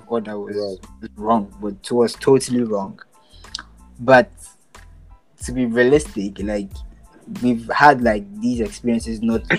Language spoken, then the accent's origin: English; Labadi, Greater Accra, Ghana; I can take you to my hometown at Labadi